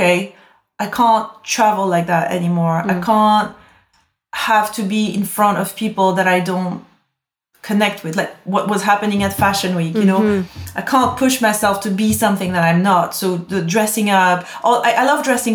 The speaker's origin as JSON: {"language": "English", "region": "Corsica", "country": "France", "moved": "yes", "lives_now": "London, United Kingdom", "said": "I come from Corsica. It's one of the most beautiful places in the world"}